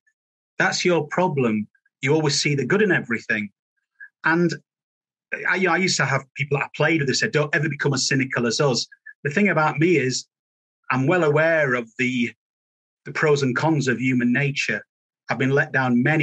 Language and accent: English; Halifax, Yorkshire and the Humber, United Kingdom; growing up in Yorkshire after my father died when I was one